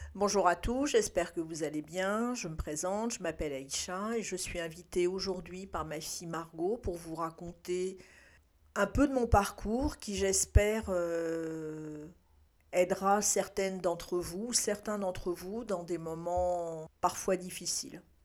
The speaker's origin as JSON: {"language": "French", "country": "France", "tie": "born or raised there", "said": "je suis née en France"}